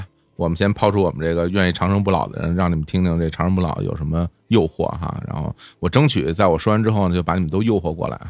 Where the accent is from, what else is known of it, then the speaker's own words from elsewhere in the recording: Guangdong, China; 那我想去吃那个咱们潮汕那边那个晒那个虾干儿